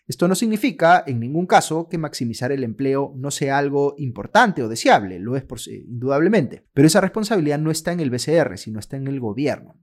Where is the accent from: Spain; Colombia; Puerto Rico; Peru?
Peru; cómo funciona la economía en el Perú a partir de las reglas que ha establecido nuestra Constitución